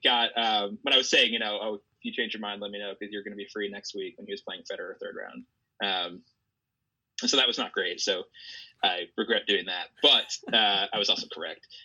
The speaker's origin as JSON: {"language": "English", "country": "United States", "said": "as an American"}